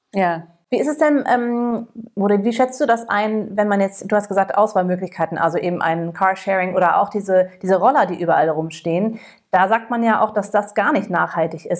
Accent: United States; now in Cologne, Germany; ich als Amerikanerin

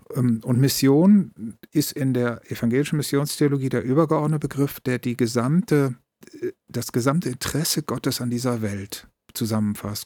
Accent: Bergisches Land, North Rhine-Westphalia, Germany; moved away; also born or lived in Berlin; innerhalb des Rheinlands muss ich sagen, ich komme aus dem Bergischen Land

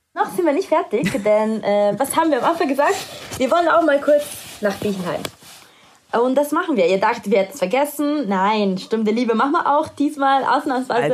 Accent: Italy; moved away; in meiner Heimat. Er war in Italien

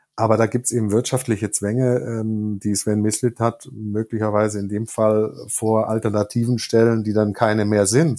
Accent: Stuttgart, Baden-Württemberg, Germany; moved away as an adult; also born or lived in Tübingen; now in Cologne, Germany; ich komme gebürtig aus Tübingen, bin ab der Gymnasialzeit in Stuttgart gewesen und das dann bis, ähm, ja, bis zur Mitte meiner 20er äh, Lebensjahre

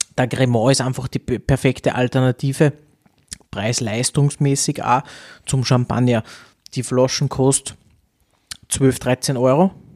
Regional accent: Austria; bei uns in Österreich

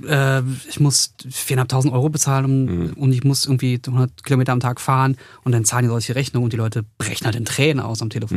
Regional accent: Berlin, Germany; ich bin halt Berliner

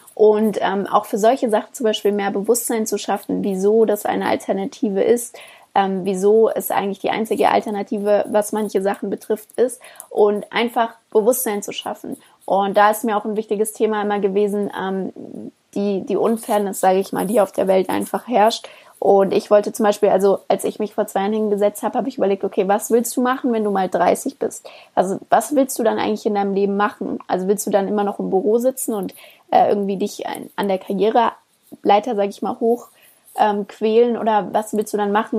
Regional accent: Germany; bei uns in Deutschland

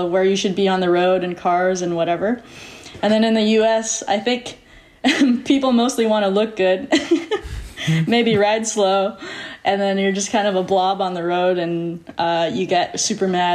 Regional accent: Tustin, California, United States; also born or lived in Newport Beach, California; I grew up in Tustin, California.

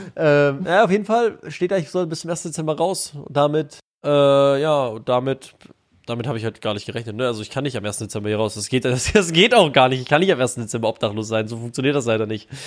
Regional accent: Bonn, North Rhine-Westphalia, Germany; also born or lived in Baden-Württemberg (Ländle); ich komme eh aus Bonn.

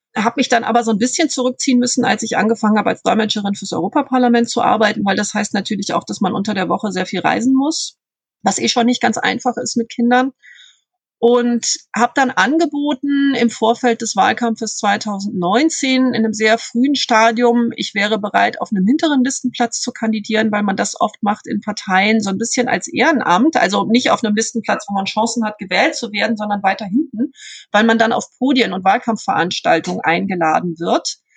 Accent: Bonn, North Rhine-Westphalia, Germany; also born or lived in Lippstadt; Ich bin in Bonn aufgewachsen. Ich bin zwar in Lippstadt geboren, aber mit viereinhalb mit meinen Eltern nach Bonn gezogen

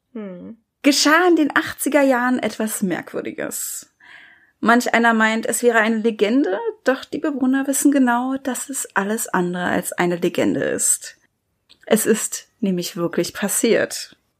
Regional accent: Germany; Bei uns in Deutschland

